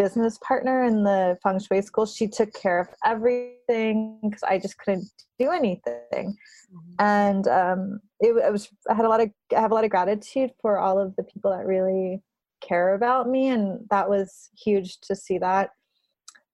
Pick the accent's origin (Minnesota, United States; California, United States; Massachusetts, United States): California, United States; Burbank; moved away as an adult; also born or lived in Berkeley, California / Bay Area, California; now in New York, United States; I grew up in Burbank and I went to school at Berkeley and I lived in the Bay